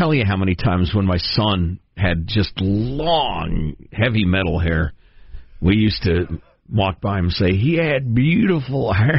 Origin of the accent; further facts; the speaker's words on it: Chicago, Illinois, United States; I remember as a kid, Gladys, growing up in Chicago.